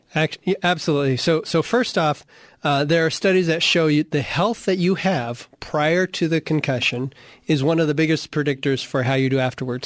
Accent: Arizona, United States; I grew up in Arizona playing football

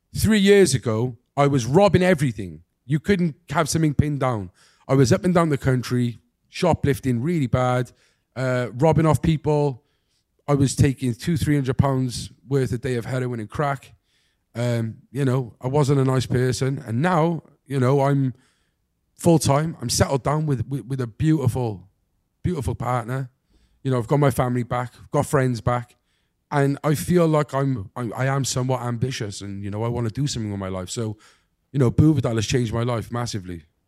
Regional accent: Cardiff, Wales, United Kingdom; I'm from Cardiff

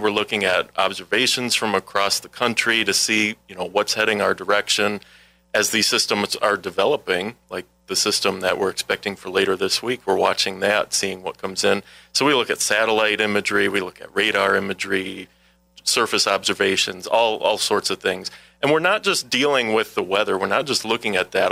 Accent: Milwaukee, Wisconsin, United States; moved away as an adult; now in La Crosse, United States; I'm a Wisconsin native. I grew up in the Milwaukee area

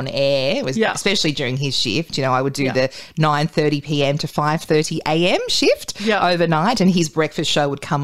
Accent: Newcastle, New South Wales, Australia; also born or lived in Tamworth; I'm from Newcastle, but yes. I went to Tamworth for 3 years and then came back

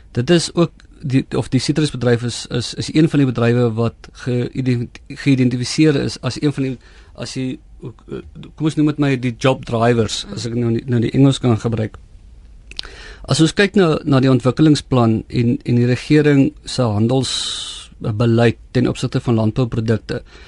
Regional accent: South Africa; ons as Suid-Afrikaners

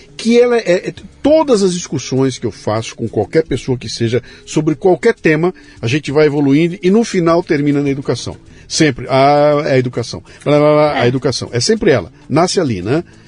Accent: Bauru, São Paulo, Brazil; Eu sou de Bauru, interior de São Paulo

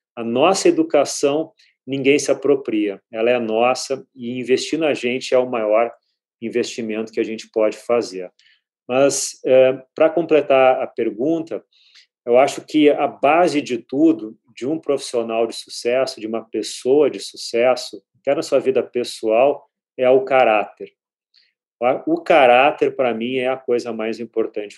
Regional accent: Porto Alegre, Rio Grande do Sul, Brazil; now in São Paulo, Brazil; Eu comecei a aprender inglês, como a maioria, na escola, mas claro, uma escola boa, é em Porto Alegre, eu sou gaúcho

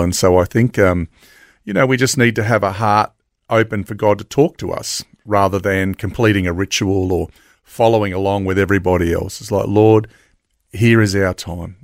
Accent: Logan, Queensland, Australia; I grew up in Logan West. So I was born in Logan West back

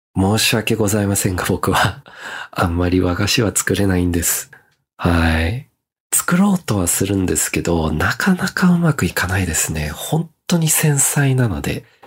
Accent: Melbourne, Victoria, Australia; now in Japan; 僕の地元のメルボ

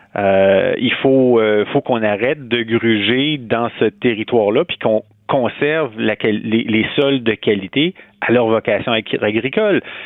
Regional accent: Quebec City, Quebec, Canada; also born or lived in Montreal / Rouyn-Noranda / Hull; je suis né à Québec, j'ai grandi à Québec

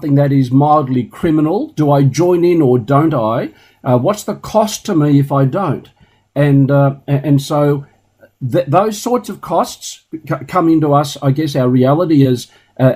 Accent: Newcastle, New South Wales, Australia; in my young years, about 40 or 50 years ago, growing up in Newcastle

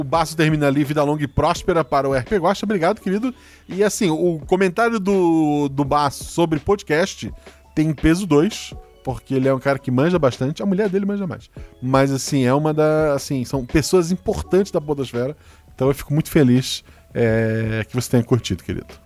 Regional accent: Florianópolis, Santa Catarina, Brazil; eu sou de Floripa

